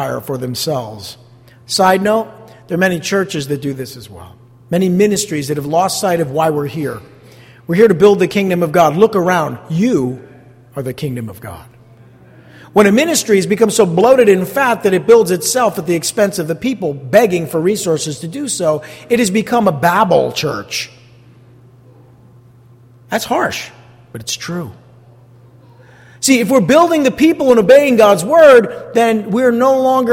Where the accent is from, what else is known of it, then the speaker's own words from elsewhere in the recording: East Rutherford, New Jersey, United States; I grew up here in East Rutherford looking out the window and looking at the skyline